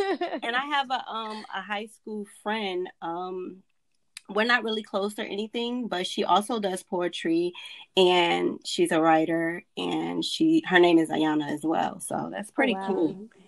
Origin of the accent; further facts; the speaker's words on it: Dothan, Alabama, United States; I'm originally from Dothan, Alabama